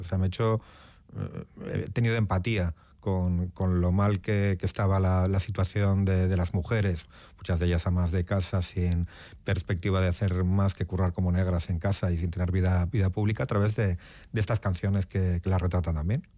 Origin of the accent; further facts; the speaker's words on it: Portugalete, Basque Country, Spain; moved away as an adult; also born or lived in Barakaldo; now in Madrid, Spain; nací en Baracaldo como todos los de aquí en Cruces, pero soy de Portugalete.